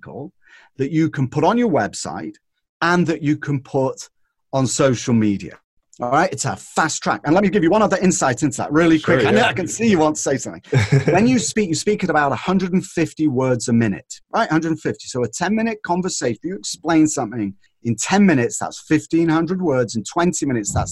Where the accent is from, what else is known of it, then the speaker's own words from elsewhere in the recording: North West England, United Kingdom; now in California, United States; I was brought up in Northern England. And in Northern England, we were on the windward side of the Pennines